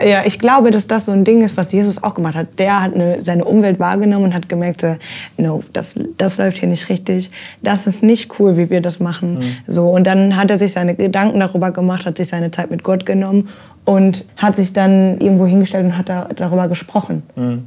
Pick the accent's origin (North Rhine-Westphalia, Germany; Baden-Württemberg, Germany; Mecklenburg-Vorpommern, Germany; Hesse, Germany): North Rhine-Westphalia, Germany; Ruhr area; wo ich herkomme, so ja. dieses Ruhrgebietsding